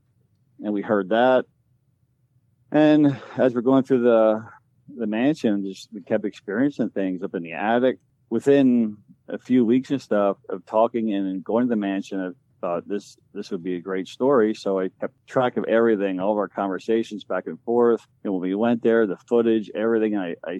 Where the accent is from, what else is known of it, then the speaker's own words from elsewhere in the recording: Berks County, Pennsylvania, United States; I'm from Burke County